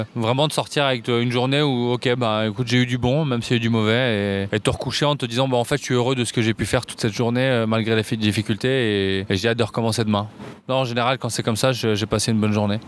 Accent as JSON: {"language": "French", "town": "Paris", "region": "Île-de-France", "country": "France", "tie": "born or raised there", "said": "J'ai grandi à Paris, je suis né à Paris dans le 19e et j'habite toujours Paris."}